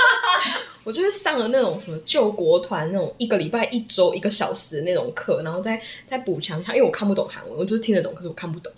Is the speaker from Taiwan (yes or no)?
yes; Taiwan; 只有我一个台湾人